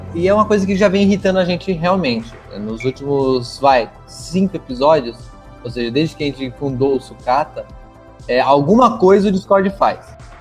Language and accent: Portuguese; São Paulo, Brazil; moved away; eu sou paulista, cara. Sou paulista